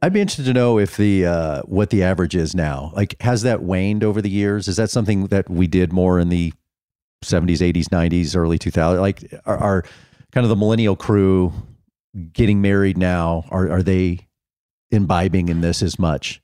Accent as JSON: {"language": "English", "town": "Dallas", "region": "Texas", "country": "United States", "tie": "born or raised there", "moved": "yes", "said": "we're diehard Texas people from growing up in Dallas"}